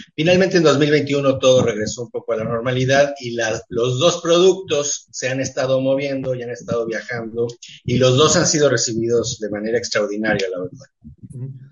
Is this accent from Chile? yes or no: no; Mexico; also born or lived in Montevideo, Uruguay; soy más mexicano en ese sentido que uruguayo, aunque nací en Montevideo